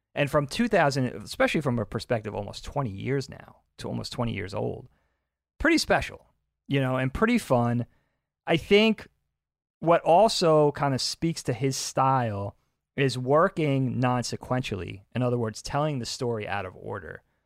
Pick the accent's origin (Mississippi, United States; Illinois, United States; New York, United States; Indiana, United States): New York, United States; South Bellport; where we grew up in South Belport